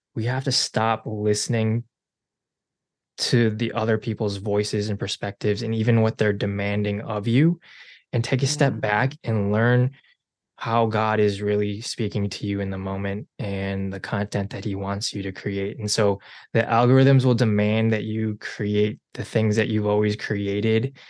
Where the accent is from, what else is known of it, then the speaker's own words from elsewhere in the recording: Chicago, Illinois, United States; also born or lived in South Korea; I am a Chicagoland native. Uh, I was born technically in Korea, adopted at six months